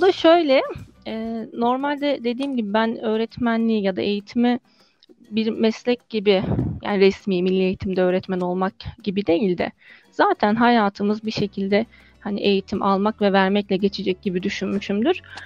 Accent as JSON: {"language": "Turkish", "region": "Osmaniye", "country": "Turkey", "tie": "born or raised there", "also_born_or_lived": "Istanbul / Bursa / Konya", "moved": "as an adult", "said": "1985 Osmaniye doğumluyum. E, lise bitene kadar ortalama Osmaniye'de kaldım diyebilirim."}